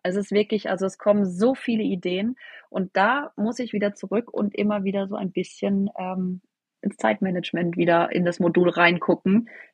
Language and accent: German; near Freiburg, Baden-Württemberg, Germany; Ich komme aus der Nähe von Freiburg